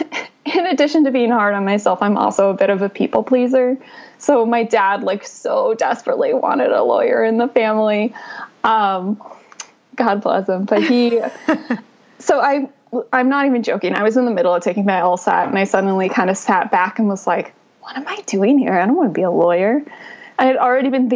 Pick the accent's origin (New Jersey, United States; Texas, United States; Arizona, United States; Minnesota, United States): Arizona, United States; moved away as an adult; also born or lived in Williamsburg, Virginia / New York City; I'm originally from Arizona, so even Arizona to Manhattan was a really big leap